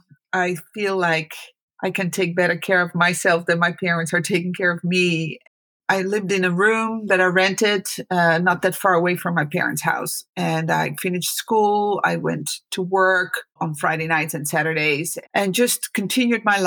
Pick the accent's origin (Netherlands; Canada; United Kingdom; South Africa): Netherlands; now in California, United States; I was born in the Netherlands. I'm the oldest of four.